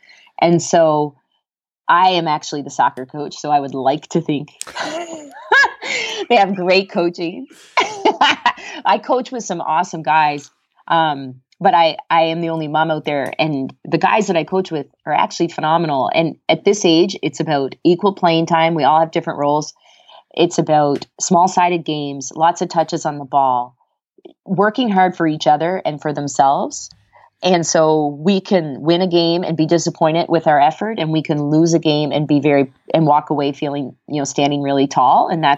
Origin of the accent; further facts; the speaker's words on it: Antigonish, Nova Scotia, Canada; also born or lived in Virginia, United States; my alma mater in Canada after I finished up at UVA, which was really a dream gig because it was in my hometown.